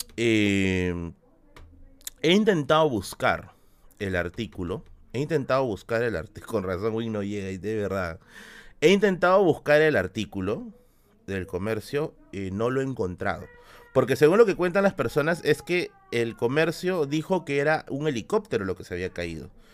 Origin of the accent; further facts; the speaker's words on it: Lima, Peru; cuando era niño acá en Villa El Salvador.